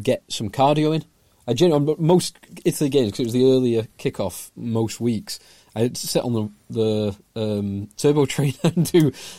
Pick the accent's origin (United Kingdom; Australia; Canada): United Kingdom; England; as Englishmen wanting England to win